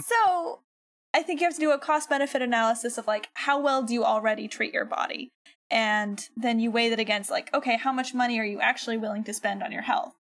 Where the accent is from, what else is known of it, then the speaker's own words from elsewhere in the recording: United States; being an American